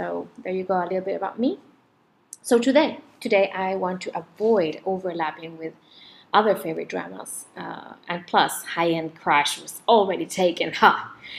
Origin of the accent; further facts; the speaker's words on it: Chile; also born or lived in France; now in Asia; I'm originally from Chile and France. But currently, we live with my family in somewhere in Asia.